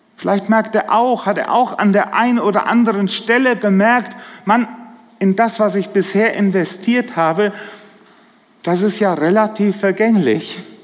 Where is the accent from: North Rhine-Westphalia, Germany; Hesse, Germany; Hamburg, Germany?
Hesse, Germany; a small village in the Dill district; Ich komme aus dem Hesseland, aus einem kleinen Dorf, so im Dillkreis. Die Leute verwechseln uns immer mit den Siegerländern.